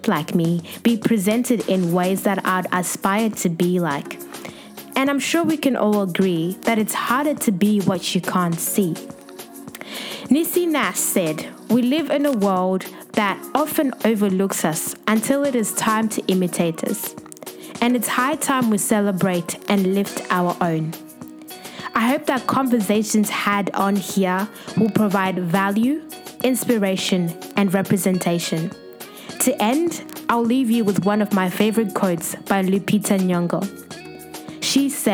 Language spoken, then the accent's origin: English; Zimbabwe; also born or lived in Western Australia; now in Sydney, Australia; I'm a young Zimbabwean based in Sydney, Australia, and it's been over a year since I moved here from the Western State